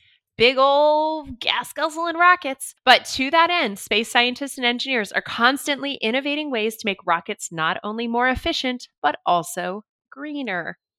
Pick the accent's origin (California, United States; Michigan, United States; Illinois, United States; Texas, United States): California, United States; Los Angeles; I grew up in the Los Angeles scene and I lived very near to the Hollywood Scientology Center